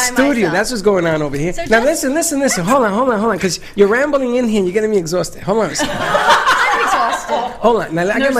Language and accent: English; New York City, New York, United States; Hey, I'm from the Bronx.